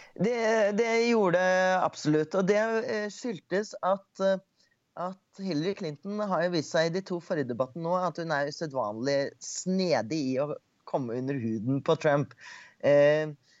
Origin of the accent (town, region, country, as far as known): Norway; now in United States